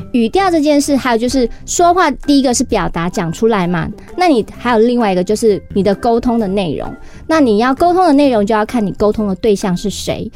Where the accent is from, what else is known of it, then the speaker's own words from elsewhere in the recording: Taiwan; 我们台湾人讲话，其实 会有一种就是懒得咬字